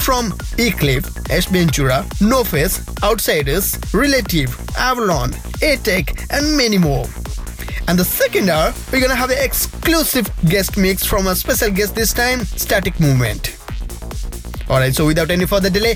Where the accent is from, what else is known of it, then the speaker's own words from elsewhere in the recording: Odisha, India; moved away; I'm at my hometown Odisha spending some time with my family